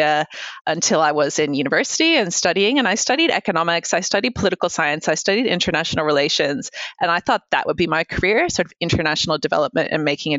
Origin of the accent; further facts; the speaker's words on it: United States; now in Australia; I grew up in the States